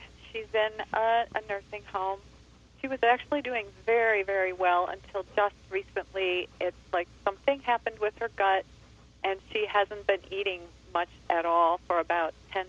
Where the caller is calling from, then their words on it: Chicago, Illinois, United States; I'm from Chicago